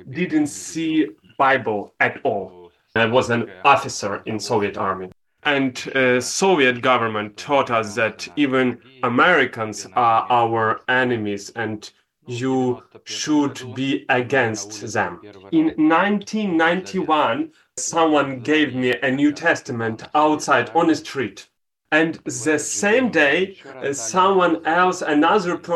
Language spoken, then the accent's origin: English; Kazakhstan; English is a second language; moved away as an adult; also born or lived in Russia; I was born in 1965 in Republika Kazakhstan. My father and mother was born in Ukraine, but I was born in Kazakhstan.